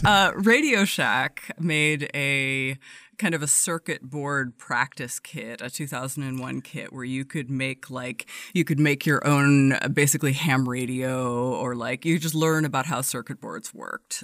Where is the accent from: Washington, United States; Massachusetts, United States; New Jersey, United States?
Washington, United States; Everett; grew up just north of Seattle in a very very very blue collar town uh, called Everett